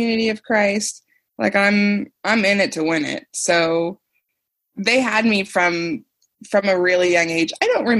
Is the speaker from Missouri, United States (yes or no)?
yes; Independence, Missouri, United States; born or raised there